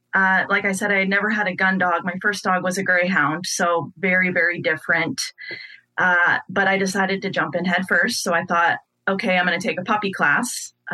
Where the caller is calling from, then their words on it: Des Moines, Iowa, United States; I am calling from Des Moines, Iowa